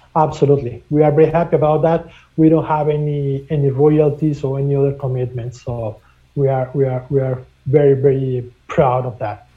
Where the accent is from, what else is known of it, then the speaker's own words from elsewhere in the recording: Mexico; now in Canada; I'm originally from Mexico, and I have been doing international business for more than 25 years